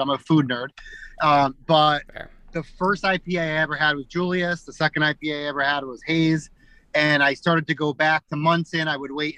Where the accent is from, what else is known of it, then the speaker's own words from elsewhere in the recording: Cheshire, Connecticut, United States; Cheshire, which is my hometown. And so I would say, like, because I grew up in Cheshire